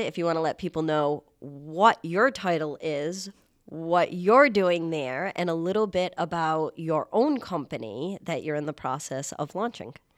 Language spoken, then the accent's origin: English; Warwick, Rhode Island, United States; living in Rhode Island and growing up in Warwick